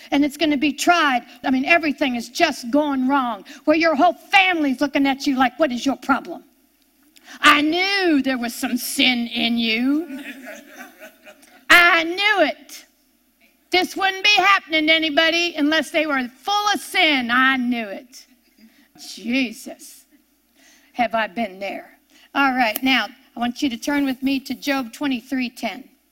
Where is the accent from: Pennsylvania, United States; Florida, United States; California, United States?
Pennsylvania, United States; near Pittsburgh; I grew up near Pittsburgh, Pennsylvania, and everybody knew the steel mills